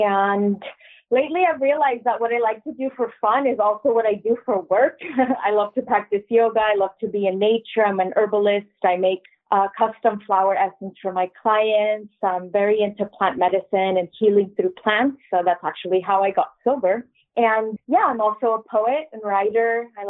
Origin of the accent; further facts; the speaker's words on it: San Diego, California, United States; I am a American-born bicultural single mama. I live in San Diego. I was born and raised here.